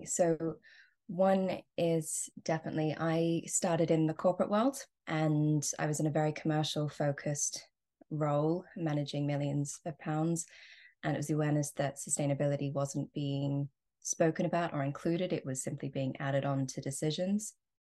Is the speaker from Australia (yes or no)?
yes; Australia; So I am Australian, and even though I don't sound it, and growing up in Australia, I was very connected to the bush and nature.